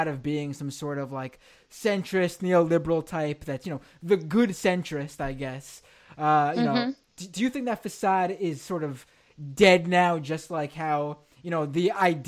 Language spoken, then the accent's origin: English; United States; as an American